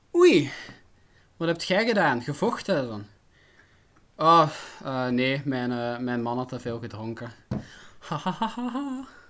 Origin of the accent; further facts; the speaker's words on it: Flanders, Belgium; ik ben geen Vlaming, ik ben Brabander